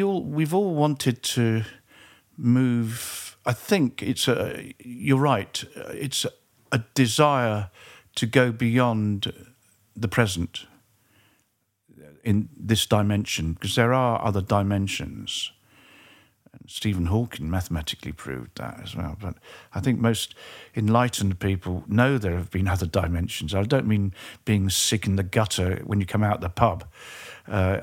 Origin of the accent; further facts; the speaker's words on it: England, United Kingdom; I was very fortunate where I grew up in England